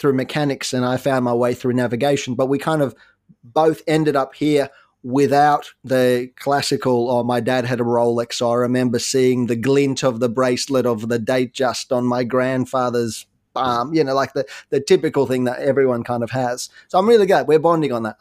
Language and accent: English; Ukraine; moved away; I was born in the Ukraine